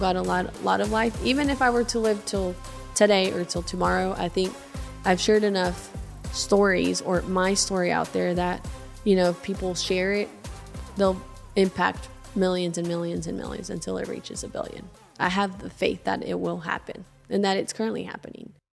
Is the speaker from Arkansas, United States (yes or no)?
yes; Arkadelphia, Arkansas, United States; also born or lived in Seattle, Washington; I was born in Seattle, Washington, raised in Arkadelphia, Arkansas